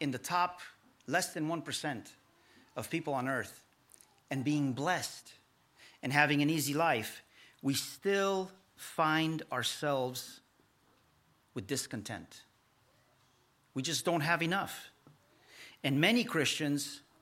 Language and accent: English; Romania; now in United States; we are Romanian and we are the Romanian people in America